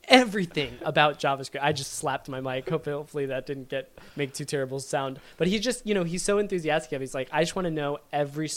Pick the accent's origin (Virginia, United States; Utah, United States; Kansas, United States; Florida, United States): Virginia, United States; I'm from Virginia and I say y'all